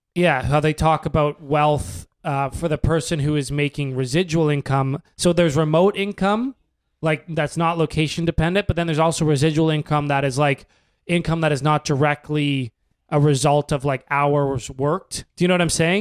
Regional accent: Canada; being a Canadian in the States

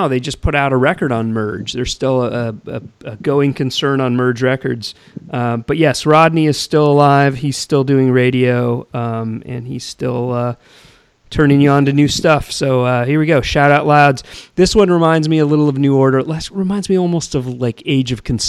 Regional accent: Thousand Oaks, California, United States; I grew up in Thousand Oaks, California

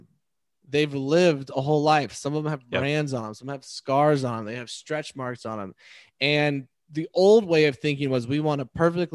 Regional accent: Texas, United States; as a Texan, right? I grew up kind of drenched in it

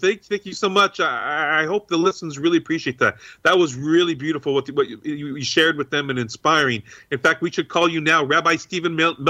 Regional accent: Cork, Munster, Ireland; I hail from Kirk. Did you know? So in case anyone didn't know, Kirk is the Irish pronunciation for Cork, for the city of Cork.

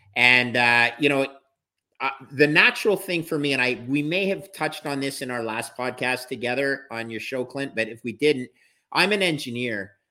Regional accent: Canada; I'm a Canadian

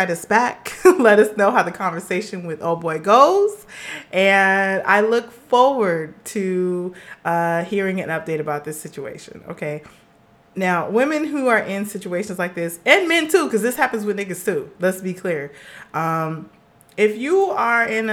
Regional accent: Los Angeles, California, United States; I'm a girl from Los Angeles, California

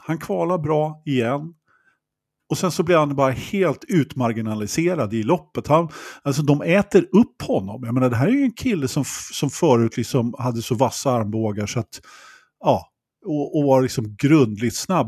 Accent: Sweden

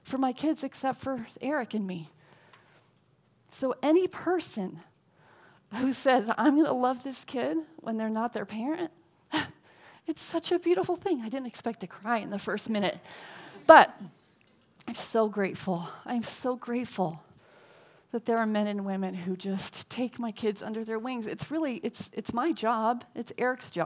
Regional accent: New England, United States; now in Los Angeles County, United States; I'm from New England, and I live in LA County

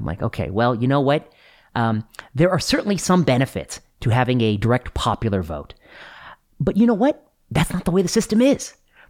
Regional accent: Cleveland, Ohio, United States; born there; also born or lived in Pennsylvania / Michigan / Indiana; I was born in Ohio, just outside of Cleveland. And I have lived in Pennsylvania, Ohio, Michigan, and Indiana. Those are the states I've lived in.

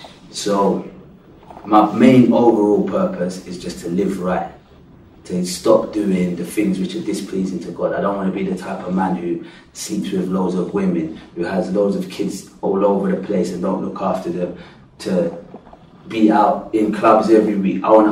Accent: England, United Kingdom; So because I come from England, and because my mum and dad is Christian and their parents were Christian

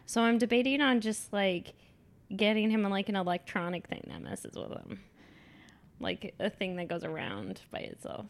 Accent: Texas, United States; accent: Texas; moved away; My Texas accent

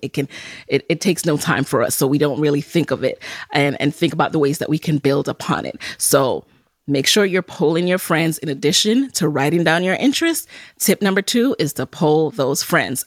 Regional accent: New York City, New York, United States; as a Jamaican, someone who grew up in the Bronx

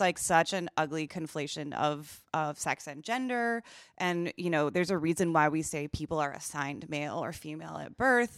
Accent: Wisconsin, United States; I'm from Wisconsin and not Minnesota

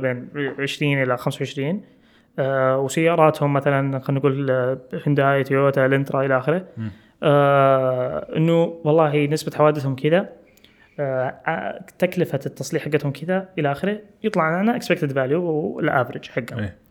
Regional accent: Saudi Arabia; also born or lived in Khobar; احنا عندنا في السعوديه

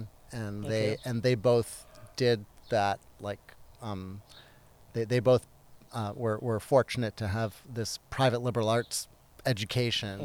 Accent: Guelph, Ontario, Canada; moved away as an adult; also born or lived in Hamilton, Ontario / United States / Montreal, Canada; I grew up near Toronto, a town called Guelph, Ontario.

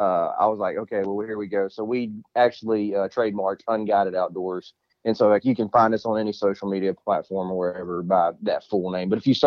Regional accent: Mobile, Alabama, United States; So I'm from Mobile, Alabama.

